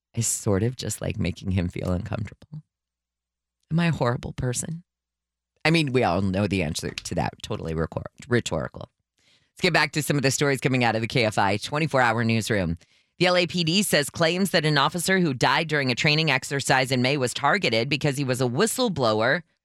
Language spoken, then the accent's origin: English; California, United States; as a Californian